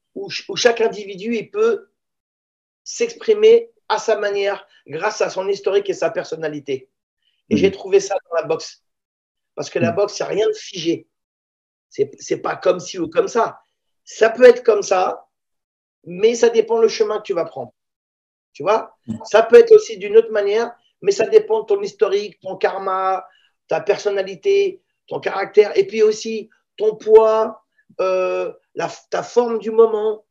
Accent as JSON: {"language": "French", "town": "La Courneuve", "region": "Île-de-France", "country": "France", "tie": "born or raised there", "also_born_or_lived": "Israel / Paris", "said": "je suis né en Israël je viens d'une ville qui ressemble sensiblement à la Courneuve et je me retrouve à la Courneuve"}